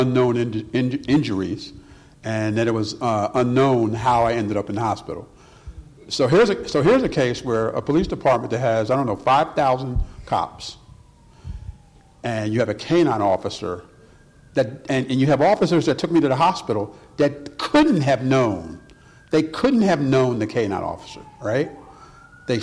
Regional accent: Philadelphia, Pennsylvania, United States; I grew up in Philadelphia, Pennsylvania.

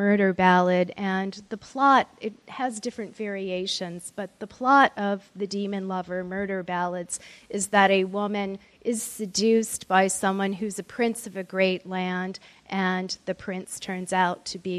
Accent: Maryland, United States; I was raised just outside of Andrews Air Force Base, so I'm a Cold War kid

